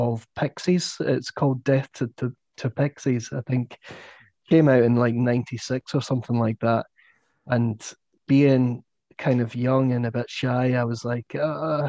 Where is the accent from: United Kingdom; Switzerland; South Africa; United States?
United Kingdom; Falkirk, Scotland; my hometown of Falkirk, where I grew up.